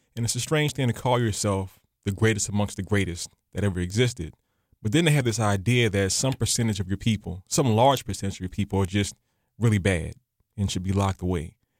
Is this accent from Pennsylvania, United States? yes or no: no; New Orleans, Louisiana, United States; my hometown of New Orleans